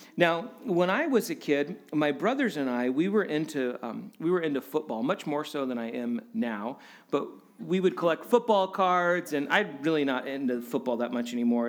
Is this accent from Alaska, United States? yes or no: yes; Alaska, United States; growing up in Alaska